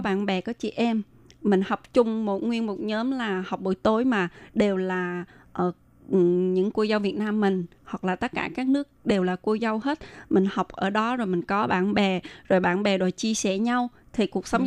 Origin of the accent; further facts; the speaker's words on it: Vietnam; moved away; mình là người Việt Nam qua đây mình phải tự lập